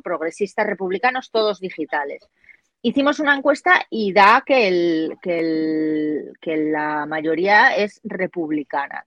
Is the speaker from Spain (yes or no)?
yes; Galicia, Spain; mi tierra, Galicia